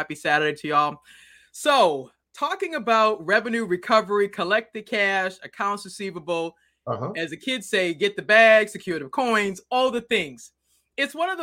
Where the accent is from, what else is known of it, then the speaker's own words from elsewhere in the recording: Boston, Massachusetts, United States; I'm originally from Boston